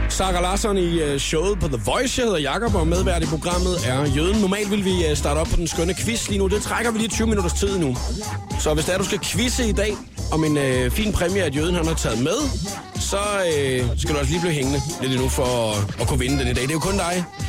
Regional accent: Funen, near Nyborg, Southern Denmark, Denmark; jeg er jo fra Fyn, og, øh, hvad hedder det, elleve kilometer uden for Nyborg, er jeg opvokset

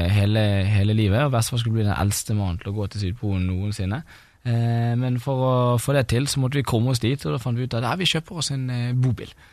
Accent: Bergen, Vestland, Norway; moved away; satt jo jeg der hjemme i Bergen

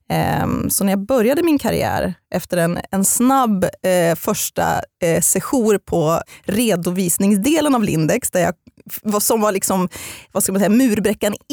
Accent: Eskilstuna, Södermanland, Sweden; also born or lived in Halmstad; Men jag är främst uppvuxen i Eskilstuna för mina föräldrar skildes när jag var fem år gammal.

